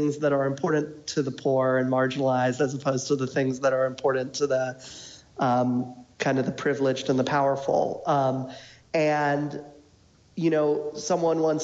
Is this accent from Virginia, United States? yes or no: yes; Falls Church, Virginia, United States; I'm from Northern Virginia as well, inside the Beltway in Falls Church